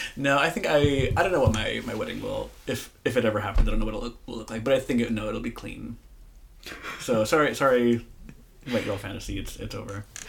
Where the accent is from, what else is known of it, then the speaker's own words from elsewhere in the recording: Moline, Illinois, United States; moved away as an adult; now in San Francisco, United States; I grew up in Moline, Illinois.